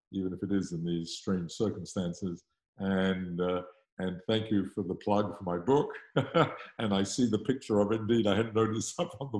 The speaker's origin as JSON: {"language": "English", "region": "South West England", "country": "United Kingdom", "tie": "born or raised there", "moved": "as an adult", "lives_now": "Los Angeles, United States", "said": "I'm British. I was born in the west of England, and I got on my entire education in the UK"}